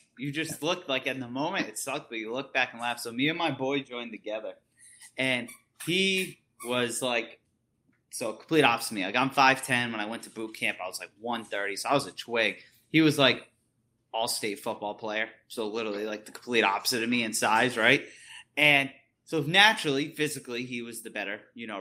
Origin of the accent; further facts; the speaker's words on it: East Coast, United States; moved away as an adult; now in West Coast, United States; I'm from the East Coast